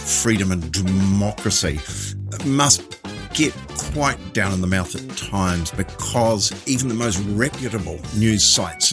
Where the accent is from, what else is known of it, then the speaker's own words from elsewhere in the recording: Waikato, New Zealand; now in Mount Maunganui, New Zealand; living at the time and growing up in the Waikato.